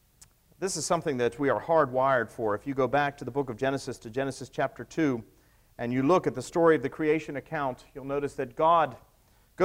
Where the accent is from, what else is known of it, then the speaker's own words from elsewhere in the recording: the South, United States; Southerners get very attached to places, don't we